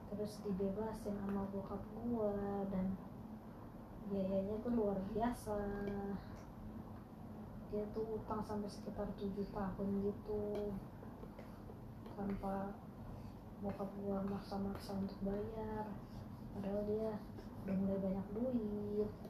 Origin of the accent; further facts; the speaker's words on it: Aceh, Indonesia; gue manggil abang gue Stabang karena kita orang Aceh aslinya uh